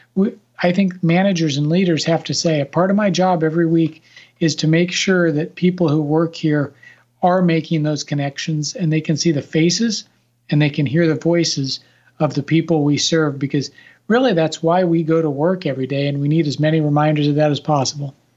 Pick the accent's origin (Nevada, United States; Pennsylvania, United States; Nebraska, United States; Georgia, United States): Nebraska, United States; now in Washington, D.C. area, United States; I grew up in Nebraska